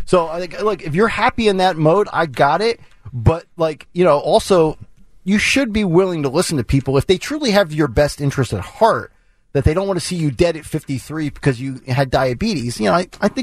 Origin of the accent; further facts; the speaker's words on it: Lehigh Valley, Pennsylvania, United States; The Lehigh Valley. Yes, that's a weird spot